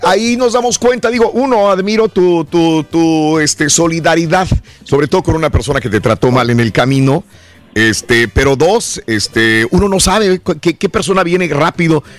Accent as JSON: {"language": "Spanish", "country": "Mexico", "also_born_or_lived": "California", "moved": "yes", "lives_now": "United States", "said": "venimos de México, acá en Estados Unidos"}